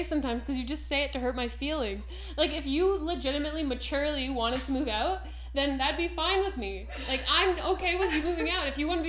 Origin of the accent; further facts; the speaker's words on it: Ottawa, Ontario, Canada; now in Toronto, Canada; I grew up in Ottawa, like the Ottawa area. So we now live in Toronto, where I hardly know anyone.